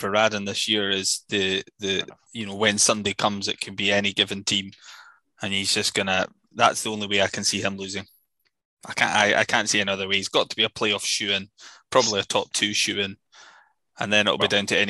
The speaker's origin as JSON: {"language": "English", "country": "United Kingdom", "said": "And as a British sports fan, you find it difficult to understand how that can happen"}